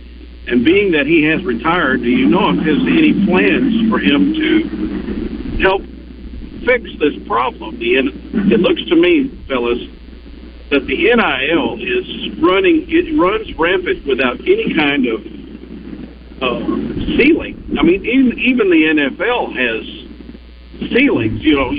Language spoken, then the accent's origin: English; Arkansas, United States; also born or lived in South Carolina; now in North Little Rock, United States; I went to South Carolina, but I grew up in Arkansas